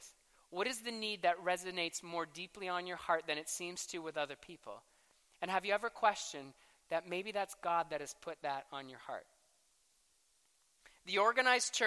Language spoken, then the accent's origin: English; Canada; I am a passionate Canadian for 9 months a year